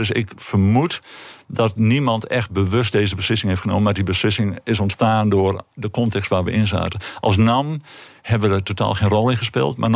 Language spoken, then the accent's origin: Dutch; northern Netherlands, Netherlands; accent: northern; En je kunt het aan mijn accent horen. Wij